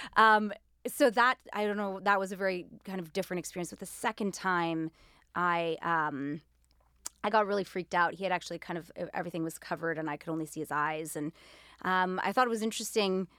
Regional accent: Winnipeg, Manitoba, Canada; first language Greek; also born or lived in Greece; So I was born in Winnipeg, and then, uh, my parents are both Greek, and so they actually raised us in Greece. We moved to Greece, my brothers and I, when I was four, they're older, and we were there until I was about nine, and then we came back to Winnipeg

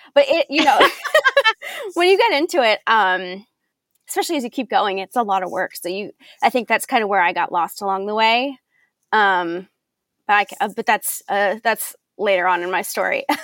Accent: Belleville, Illinois, United States; moved away; in Belleville, Illinois. So I grew up. This is my hometown

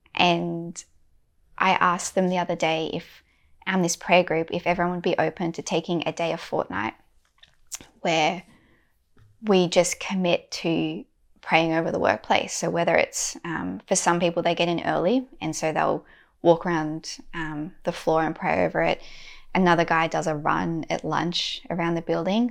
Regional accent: Australia

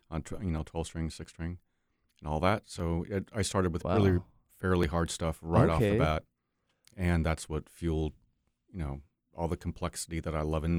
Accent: Saratoga, New York, United States; also born or lived in Maine; I'm a Navy brat, so kind of all over. But I did the majority of my growing up in New York.

